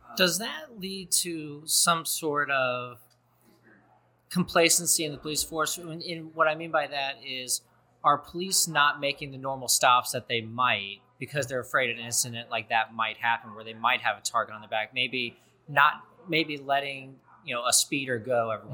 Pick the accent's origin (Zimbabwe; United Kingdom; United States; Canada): United States; Cincinnati, Ohio; I come from Cincinnati, a very liberal city